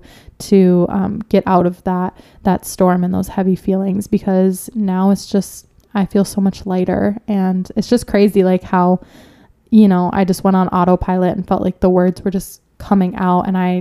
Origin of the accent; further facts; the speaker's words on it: Minnesota, United States; I'm from Minnesota